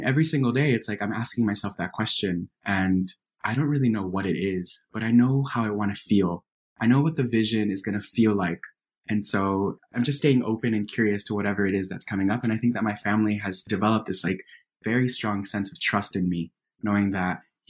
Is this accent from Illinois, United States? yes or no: no; Miami, Florida, United States; First generation immigrant kid growing up in Miami.